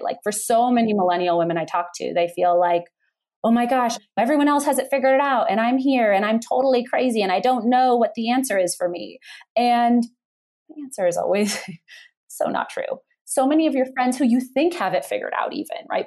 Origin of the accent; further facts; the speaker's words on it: Bay Area, California, United States; moved away as an adult; also born or lived in San Francisco; now in Colorado, United States; I grew up in the Bay Area